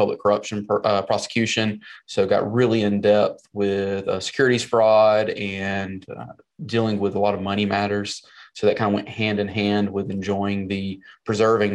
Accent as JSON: {"language": "English", "region": "South Carolina", "country": "United States", "tie": "born or raised there", "accent": "Southern twang", "moved": "yes", "lives_now": "Nashville, United States", "said": "I was born and raised in South Carolina"}